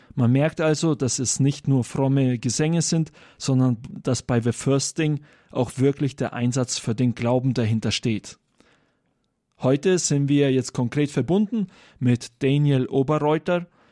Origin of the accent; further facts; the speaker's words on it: Germany; bei uns in Deutschland